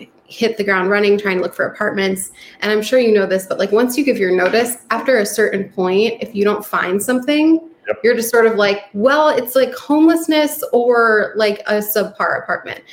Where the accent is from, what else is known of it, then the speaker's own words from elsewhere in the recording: New York, United States; moved away; I'm from New York